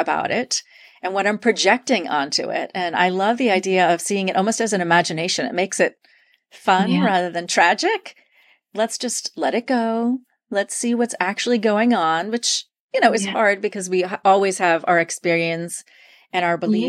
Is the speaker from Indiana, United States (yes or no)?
no; New York, United States; I'm originally from New York